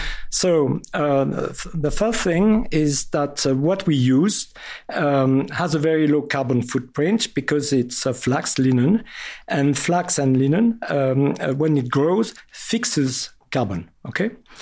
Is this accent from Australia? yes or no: no; France; accent: very French; English is a second language; Sorry for my very French accent.